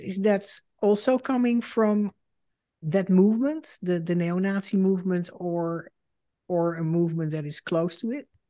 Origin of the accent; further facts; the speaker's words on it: Netherlands; moved away as an adult; now in United States; I am a Dutch Jew and the daughter of Holocaust survivors. In two thousand six, I emigrated to the United States